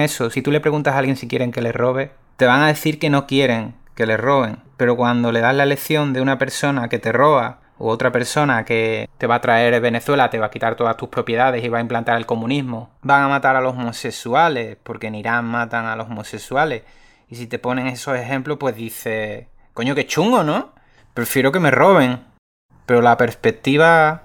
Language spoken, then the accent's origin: Spanish; Seville, Andalusia, Spain; moved away as an adult; also born or lived in Zurich, Switzerland; now in Los Angeles, United States; soy sevillano